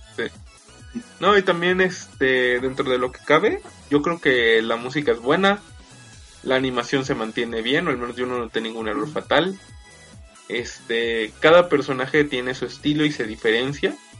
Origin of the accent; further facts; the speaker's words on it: Mexico; todos los integrantes de este podcast, salvo Shaka, somos mexicanos